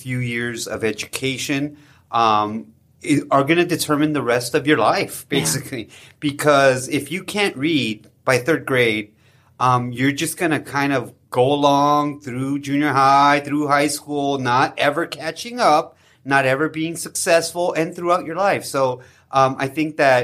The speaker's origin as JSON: {"language": "English", "town": "Los Angeles", "region": "California", "country": "United States", "moved": "yes", "said": "I'm not from Mexico, I'm from Los Angeles, but I still understand the culture."}